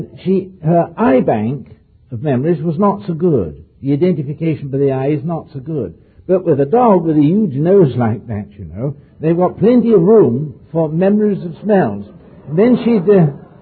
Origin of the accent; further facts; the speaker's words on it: near Oxford, South East England, United Kingdom; on the farm where I was brought up near Oxford